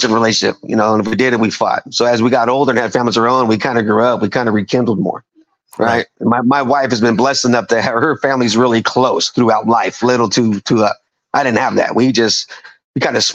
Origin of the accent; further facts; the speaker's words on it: Fremont, California, United States; also born or lived in Fort Riley, Kansas / Hayward, California; we grew up in Fremont